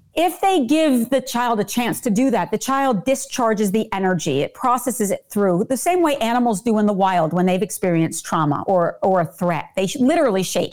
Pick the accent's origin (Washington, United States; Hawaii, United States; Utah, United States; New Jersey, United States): New Jersey, United States; I am born and bred in New Jersey